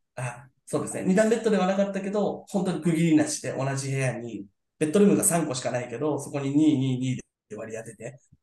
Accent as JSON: {"language": "Japanese", "town": "Yokohama", "region": "Kanagawa", "country": "Japan", "tie": "born or raised there", "said": "僕も多分、えっと、みんなが嫌いなタイプの横浜の人間だと思います"}